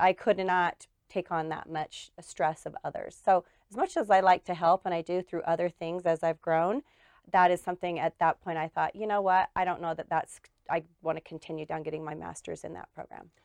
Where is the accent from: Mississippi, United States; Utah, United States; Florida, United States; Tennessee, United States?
Utah, United States; Murray; I am uh, went to school and grew up in Murray.